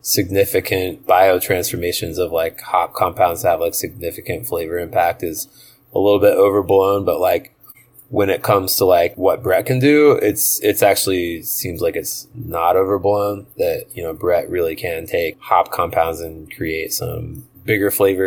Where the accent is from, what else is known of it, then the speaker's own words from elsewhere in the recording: United States; we're American